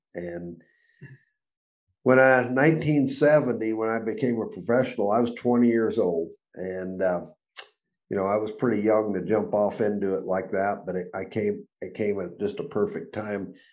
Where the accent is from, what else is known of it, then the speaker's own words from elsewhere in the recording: Arizona, United States; also born or lived in Chicago, Illinois; I was born in Chicago um, in 1950. Uh, 1958, we moved to Arizona